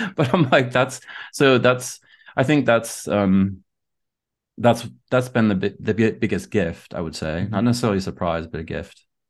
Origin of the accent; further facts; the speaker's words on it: Southern United States, United States; moved away; I grew up in the Southern United States